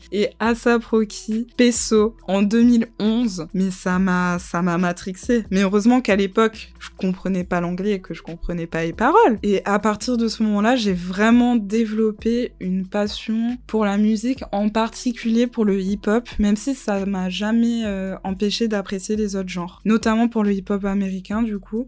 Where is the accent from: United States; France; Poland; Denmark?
France; Montpellier, Occitania; moved away as an adult; also born or lived in Guadeloupe / London; Je suis née en Guadeloupe. Ensuite, j'ai grandi à Montpellier. J'ai fait toute ma scolarité à Montpellier